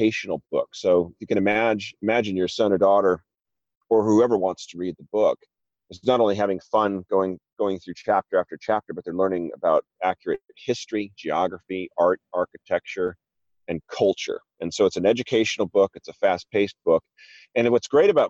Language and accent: English; Newport Beach, California, United States; moved away as an adult; also born or lived in Wellesley, Massachusetts; I'm originally from Newport Beach, California, but had moved back east to Wellesley, Massachusetts for education and then work